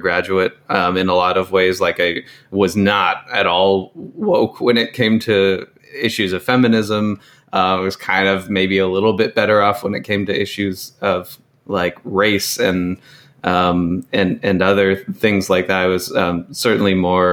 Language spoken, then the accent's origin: English; Chico, California, United States; growing up in Chico based on the schools I went